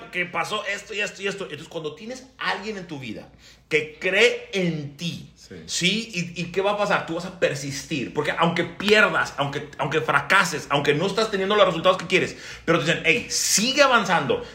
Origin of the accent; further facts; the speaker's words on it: Mexico; moved away as an adult; now in United States; aunque somos gringos, o sea, nacimos en Estados Unidos, pero vivimos de 37 años viviendo en México